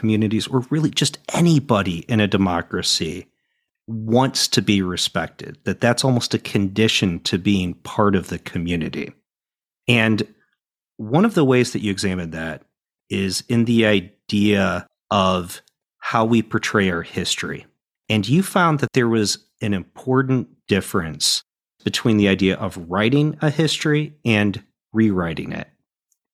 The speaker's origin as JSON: {"language": "English", "country": "United States", "said": "as an American"}